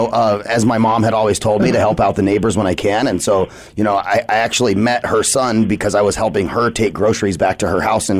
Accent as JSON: {"language": "English", "region": "Arizona", "country": "United States", "tie": "born or raised there", "said": "I'm, like, an Arizona native and love all things Arizona. I've been here my whole life."}